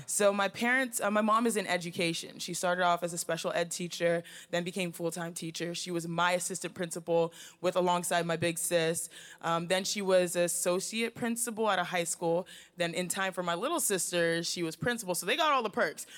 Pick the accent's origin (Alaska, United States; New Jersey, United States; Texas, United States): Texas, United States; Houston; moved away; with four girls in the house in Houston, Texas